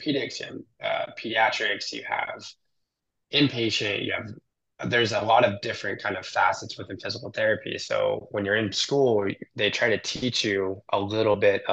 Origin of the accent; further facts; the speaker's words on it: Southern California, United States; moved away; also born or lived in the South / New York City; growing up in Southern California, it's a certain way of life